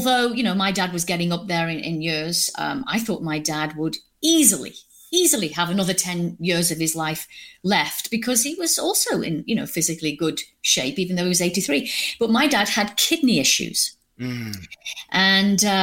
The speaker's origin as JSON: {"language": "English", "country": "United Kingdom", "accent": "British", "moved": "yes", "said": "I'm British"}